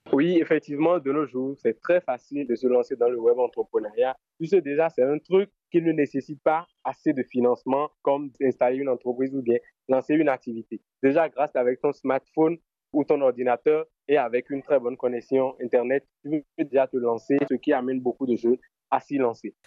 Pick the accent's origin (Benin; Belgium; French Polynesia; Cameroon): Benin; je suis béninois, je viens du centre-ville